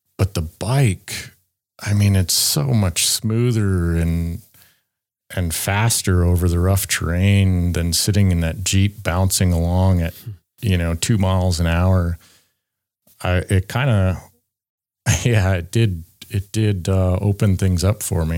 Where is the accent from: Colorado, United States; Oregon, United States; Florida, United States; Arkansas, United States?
Colorado, United States; Loveland; I'm from Loveland, Colorado, United States